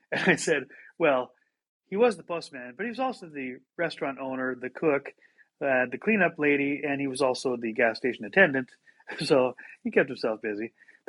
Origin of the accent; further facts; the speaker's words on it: Montana, United States; I grew up in Montana, middle of three children.